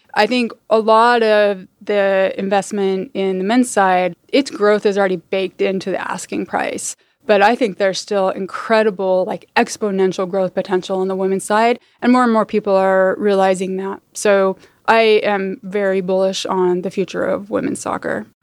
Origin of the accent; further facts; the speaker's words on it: Salt Lake City, Utah, United States; moved away as an adult; also born or lived in San Francisco, California; now in Oakland, United States; I grew up in Utah, in the suburbs of Salt Lake